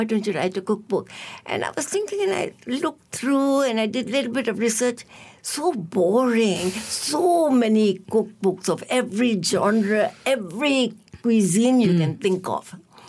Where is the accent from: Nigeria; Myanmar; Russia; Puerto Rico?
Myanmar; moved away as an adult; also born or lived in Yangon, Myanmar / England / Canada; now in Malaysia; I taught at the University of Rangoon, from where I graduated. I'm from Myanmar. Mm-hmm. And then after that, I studied in England and I studied in Canada, went back to the University of Rangoon to teach.